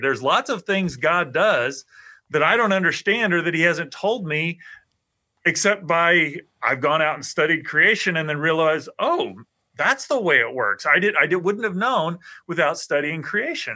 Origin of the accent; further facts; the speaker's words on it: St. Joseph, Missouri, United States; also born or lived in Iowa; I grew up in Missouri